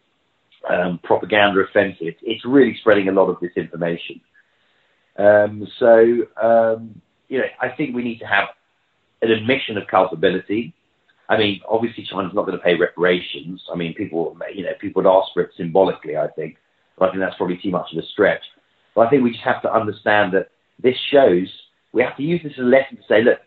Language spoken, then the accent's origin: English; London, United Kingdom; that's my hometown, that's where I'm, home city, that's where I'm from